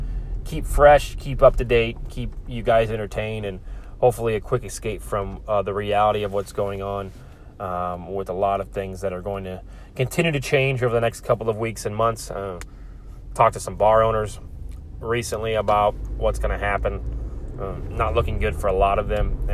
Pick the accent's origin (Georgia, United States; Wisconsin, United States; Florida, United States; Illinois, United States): Illinois, United States; Chicago; now in Indianapolis, United States; growing up in Chicago